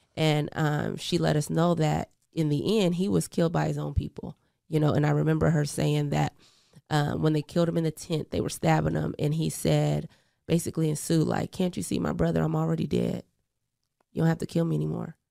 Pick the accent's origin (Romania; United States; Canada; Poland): United States; Portland, Oregon; also born or lived in Eugene, Oregon; I was actually born in Eugene, Oregon, but, um, I grew up in Portland, Oregon, Northeast